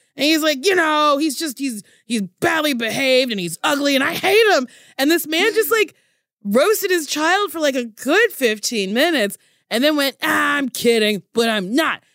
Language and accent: English; Middletown, New Jersey, United States; Middletown, New Jersey. I went to Middletown High School South